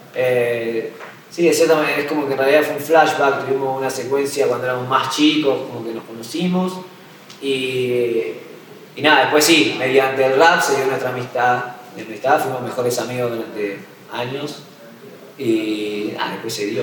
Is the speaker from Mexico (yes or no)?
no; Gálvez, Santa Fe, Argentina; also born or lived in Coronda; yo no nací en Coronda, viví como hasta los 15 años en Galve, que es donde vive mi vieja y, y todos mis hermanos